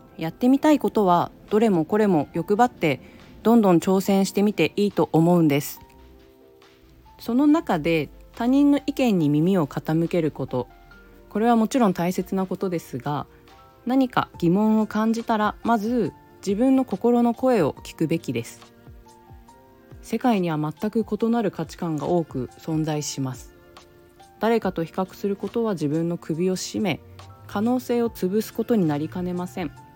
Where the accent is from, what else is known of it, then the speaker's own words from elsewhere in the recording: Japan; now in San Francisco Bay Area, United States; 私が生まれ育った日本は